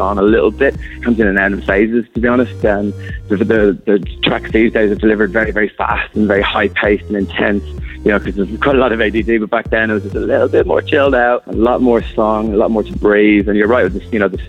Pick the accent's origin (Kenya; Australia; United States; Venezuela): Australia; Gold Coast, Queensland; we're from Gold Coast, where I'm actually based